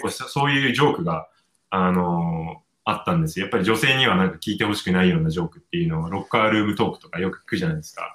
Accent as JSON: {"language": "Japanese", "country": "Japan", "also_born_or_lived": "United States / Hong Kong", "moved": "yes", "said": "日本に帰って、仕事の関係ですね、日本に帰ってき,、たんですね、結婚した直後に。はい。で、じゃあ日本、私の母国母国"}